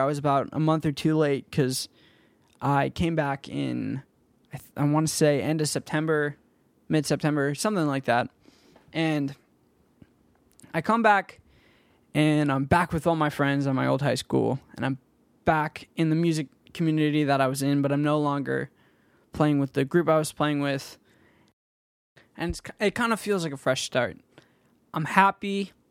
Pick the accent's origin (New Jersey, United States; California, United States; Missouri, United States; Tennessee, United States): California, United States; Danville; And I grew up in Danville, California. And if any of you guys know where that is or what that place is like, it's a very rich community in the Bay Area.